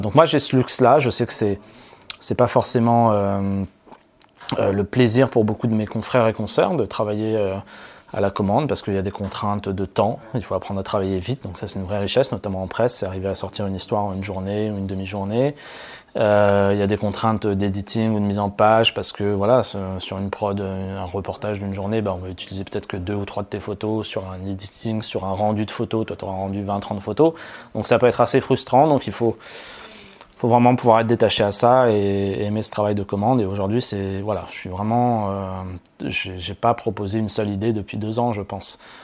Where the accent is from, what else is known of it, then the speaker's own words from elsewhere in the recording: Auvergne-Rhône-Alpes, France; also born or lived in Paris; dans ma région d'origine qui est Rhône-Alpes